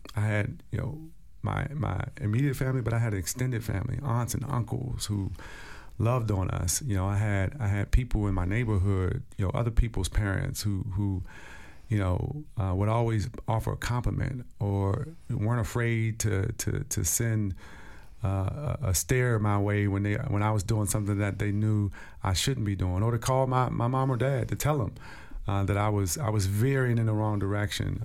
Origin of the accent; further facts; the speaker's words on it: Stronghold, District of Columbia, United States; as a young kid growing up in Stronghold